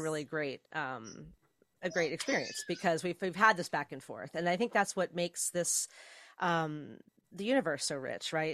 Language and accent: English; New Jersey, United States; I'm originally from New Jersey, and uh, and yeah, South Jersey more.